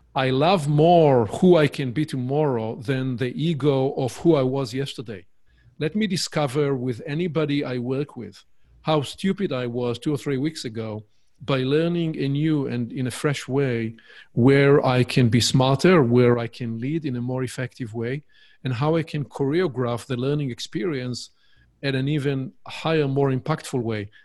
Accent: Israel; accent: Hebrewish; English is a second language; my Hebrewish accent, uh, my charming accent.

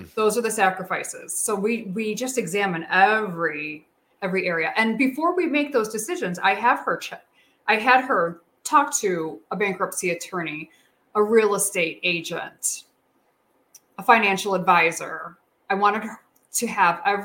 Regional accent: Chicago, Illinois, United States; I'm from Chicago

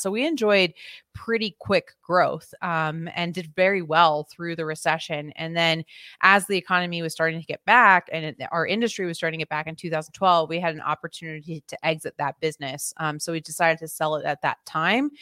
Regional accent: Philadelphia, Pennsylvania, United States; I'm originally from the Philadelphia area

